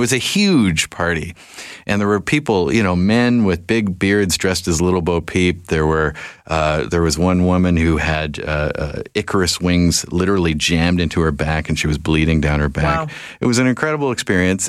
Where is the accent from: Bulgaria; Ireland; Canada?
Canada; Victoria, British Columbia; I'm a Victoria kid.